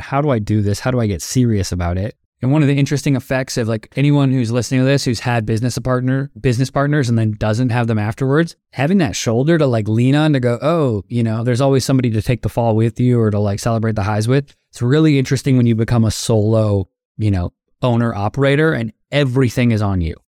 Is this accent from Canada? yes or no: yes; Toronto, Ontario, Canada; moved away as an adult; also born or lived in Florida, United States; now in Los Angeles, United States; I am a Canadian, now also an American